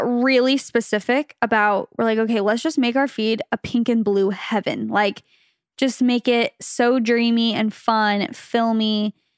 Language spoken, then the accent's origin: English; Phoenix, Arizona, United States; moved away as an adult; now in California, United States; we're from Phoenix, Arizona, originally. We met in high school